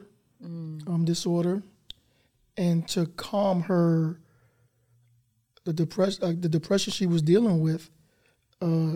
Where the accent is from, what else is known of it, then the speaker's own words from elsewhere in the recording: New York City, New York, United States; I grew up in Brooklyn, as you said in the intro, Bed-Stuy, and Marcy Project Housing